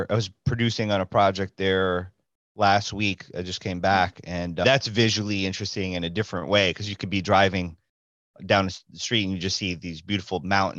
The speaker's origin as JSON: {"language": "English", "town": "New York City", "region": "New York", "country": "United States", "tie": "born or raised there", "said": "as a New Yorker, a native New Yorker."}